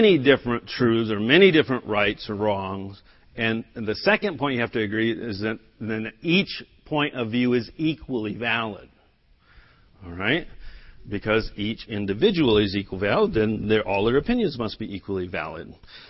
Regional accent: United States; first language English; I was born in America. I learned English

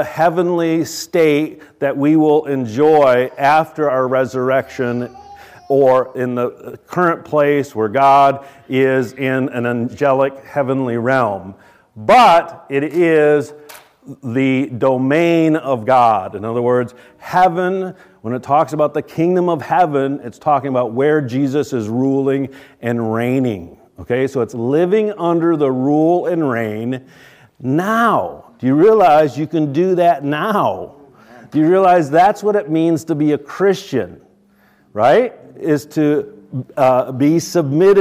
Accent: United States; we, as American, good old Americans

